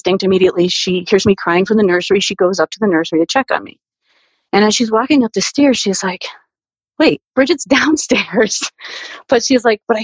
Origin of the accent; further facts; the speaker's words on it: New Britain, Connecticut, United States; I was born and raised in New Britain, Connecticut.